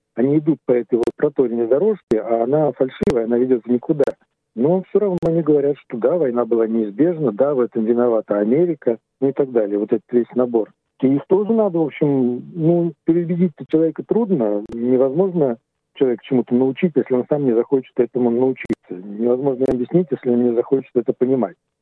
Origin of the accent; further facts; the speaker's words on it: Moscow, Russia; moved away as an adult; now in Australia; Я жил в Москве, ну, в последнее время под Москвой, мы все из Москвы